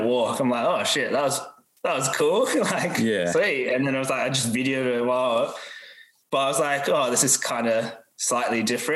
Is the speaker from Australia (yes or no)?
yes; Perth, Western Australia, Australia; I'm from Perth, so I lived in Perth pretty much like my whole life